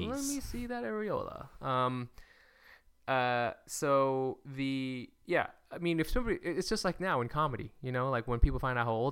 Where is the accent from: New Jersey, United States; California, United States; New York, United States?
California, United States; Well, I'm from California.